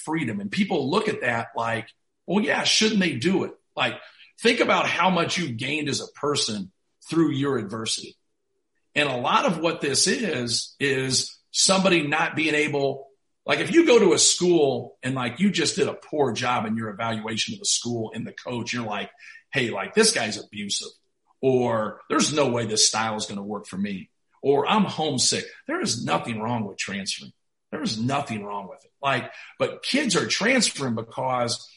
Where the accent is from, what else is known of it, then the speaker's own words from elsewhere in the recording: Muncie, Indiana, United States; I grew up in Muncie where Ball State was.